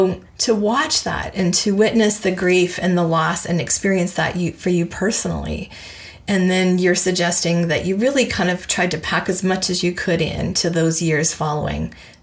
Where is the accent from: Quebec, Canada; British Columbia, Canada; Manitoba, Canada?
Manitoba, Canada; Brandon; Brandon, Manitoba, my hometown.